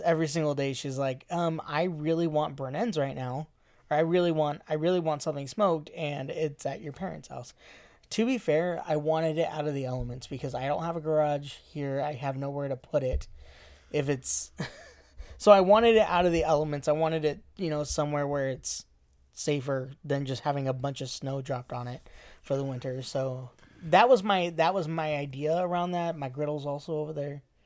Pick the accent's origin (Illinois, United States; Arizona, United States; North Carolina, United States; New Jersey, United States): Arizona, United States; I'm from Arizona